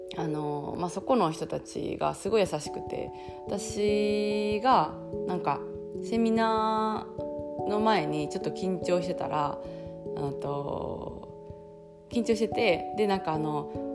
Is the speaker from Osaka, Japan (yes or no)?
yes; southern Osaka, Japan; moved away as an adult; now in South of France, France; 私あの南大阪あの出身だから